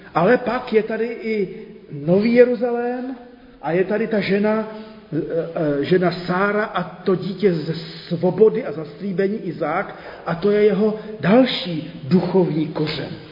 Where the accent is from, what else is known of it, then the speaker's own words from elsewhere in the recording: Zlín, Zlín Region, Czechia; also born or lived in Brno; jako dítě ještě ve Zlíně